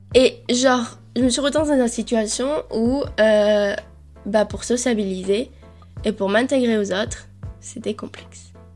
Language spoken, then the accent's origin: French; Colombia; je suis née en Colombie